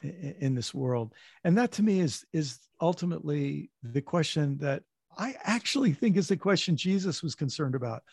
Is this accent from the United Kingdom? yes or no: no; United States; being American